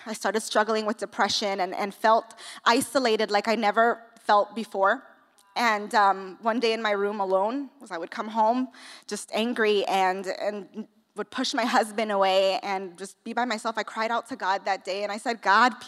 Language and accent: English; New York City, New York, United States; now in California, United States; I'm from New York. I don't know if you can hear the accent. I'm from the Bronx. I was raised in the projects